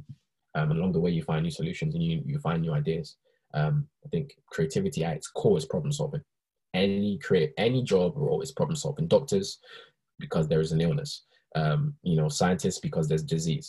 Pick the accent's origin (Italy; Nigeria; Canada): Nigeria; now in United Kingdom; when I was in Nigeria, when I was born in Nigeria